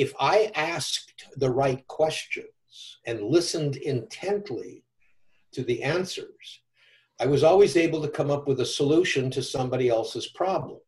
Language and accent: English; Downey, California, United States; also born or lived in Chicago, Illinois; about 9, 10, 11 years old. We moved from Chicago, South Chicago, to California